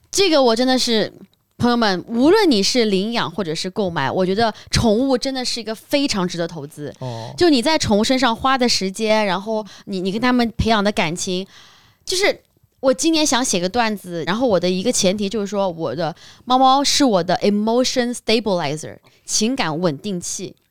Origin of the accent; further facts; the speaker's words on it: Shanghai, China; 像我是在上海长大的